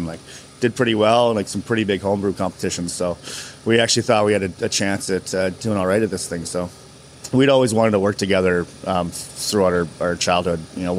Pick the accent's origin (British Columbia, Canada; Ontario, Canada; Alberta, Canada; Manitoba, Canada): British Columbia, Canada; Maple Ridge; also born or lived in California / Port Moody; now in Vancouver, Canada; We grew up in Maple Ridge, so not far from here. It's a couple towns over. And we grew up there. We actually moved to California with my dad about 16, 17 years ago. He's still living down there, and me and my brother, we both moved back up.